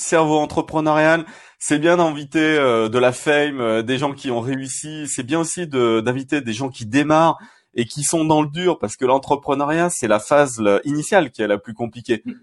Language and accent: French; Saint-Étienne, Auvergne-Rhône-Alpes, France; je suis stéphanois